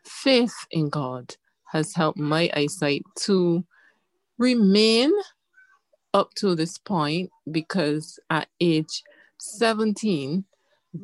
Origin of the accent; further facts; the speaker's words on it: Barbados; I was born in Barbados to parents who were visionary